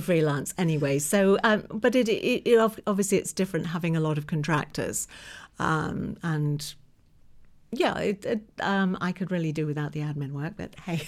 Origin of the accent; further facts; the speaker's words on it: England, United Kingdom; moved away as an adult; now in New York, United States; I was born in England, lived in England right until around about two thousand eight.